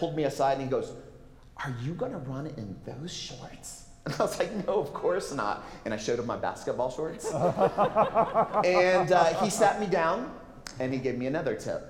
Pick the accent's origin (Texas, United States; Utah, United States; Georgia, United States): Texas, United States; I'm from Texas